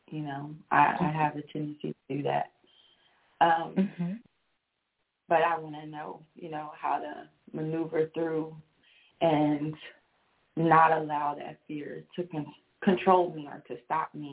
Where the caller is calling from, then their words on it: Texas, United States; I'm calling from Texas